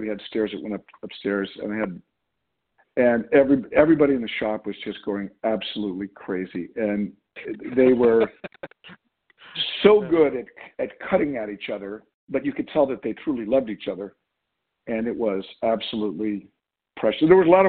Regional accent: Beverly Hills, California, United States; I'm trying to paint a picture of a young boy who grew up in Beverly Hills, I'm going to say a modest family. And actually up Benedict, we grew up in Benedict Canyon, which is, and I lived on a deserted cul-de-sac

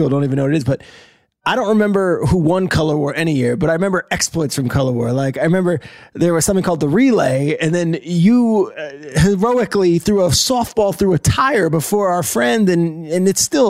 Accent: New Jersey, United States; We didn't grow up in the same town. He grew up in a town in Long Island. I grew up in New Jersey.

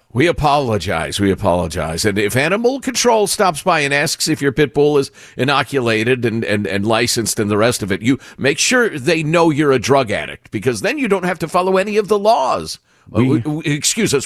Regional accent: Chicago, Illinois, United States; moved away as an adult; now in California, United States; Judy and I, growing up in Chicagoland

